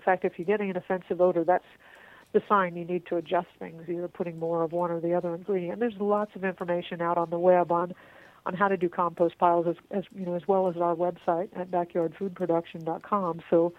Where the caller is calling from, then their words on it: Texas, United States; and of course I'm calling you from Texas, and we are famous for not having any water here